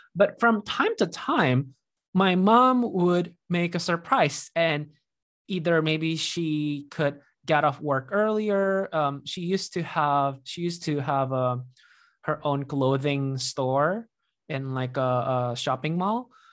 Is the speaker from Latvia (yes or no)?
no; Indonesia; moved away as an adult; also born or lived in Iowa; when I moved to Iowa for college from Indonesia